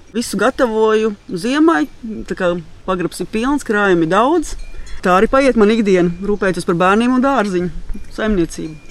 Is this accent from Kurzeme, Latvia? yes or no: yes; Saldus, Kurzeme, Latvia; moved away as an adult; also born or lived in Priekuļi; now in Bauska, Latvia; Es esmu no Saules patiesībā